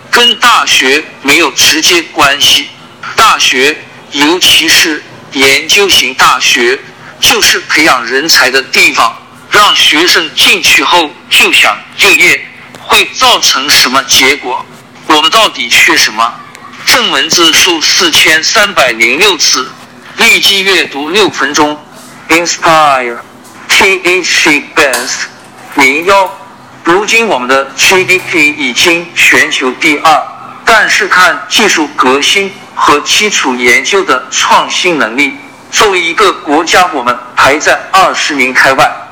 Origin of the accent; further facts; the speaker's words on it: Zhumadian, Henan, China; moved away; also born or lived in Zhengzhou, Henan; 我出生在河南郑州，但成长在河南省驻马店